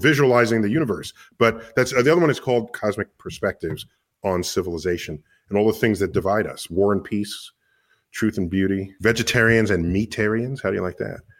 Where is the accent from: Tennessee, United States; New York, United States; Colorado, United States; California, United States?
New York, United States; New York City; I was born and raised in New York City